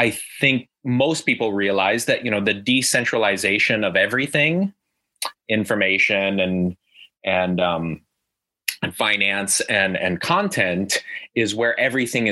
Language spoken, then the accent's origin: English; Omaha, Nebraska, United States; moved away as an adult; now in China; I'm originally from the American Midwest, from Omaha, Nebraska